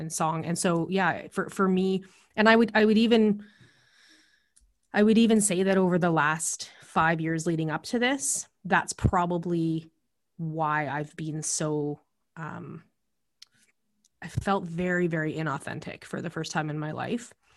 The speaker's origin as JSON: {"language": "English", "region": "Alberta", "country": "Canada", "tie": "born or raised there", "also_born_or_lived": "Calgary / Lethbridge", "moved": "as an adult", "lives_now": "British Columbia, Canada", "said": "I grew up in Alberta and in Calgary and Lethbridge, and I lived there for almost twenty-five years. And before I came here to B C"}